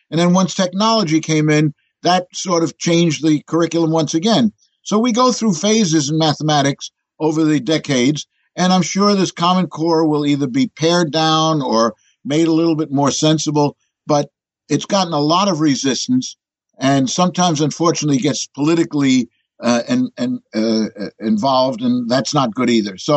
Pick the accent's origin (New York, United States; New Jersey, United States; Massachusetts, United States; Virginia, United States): New York, United States; New York City; the one I was born in doesn't exist anymore, 57th and 10th. But uh, be that as it may, when I'm in Europe, I'm not introduced as an American. I'm introduced as a New Yorker.